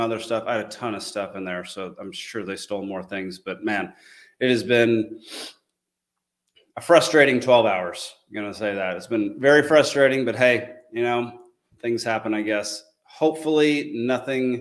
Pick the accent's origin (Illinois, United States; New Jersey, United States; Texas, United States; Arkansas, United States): Texas, United States; Dallas; moved away as an adult; also born or lived in California / Georgia / Kansas / Montana; my hometown last night of Dallas, Texas.